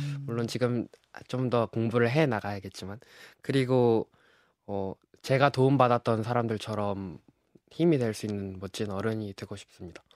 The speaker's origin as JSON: {"language": "Korean", "region": "Jeju", "country": "South Korea", "moved": "as an adult", "lives_now": "Seoul, South Korea", "said": "저는 서울대학교 역사학부에 재학 중인 어, 제주에서 온"}